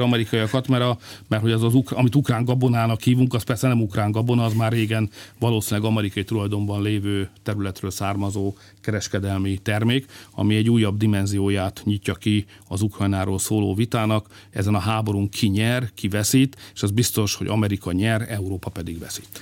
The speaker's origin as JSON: {"language": "Hungarian", "country": "Hungary", "said": "magyarok vagyunk"}